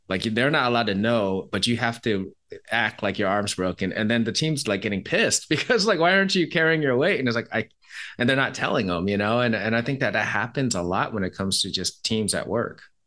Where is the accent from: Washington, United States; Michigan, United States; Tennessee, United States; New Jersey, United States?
Washington, United States; Seattle; I'm from Seattle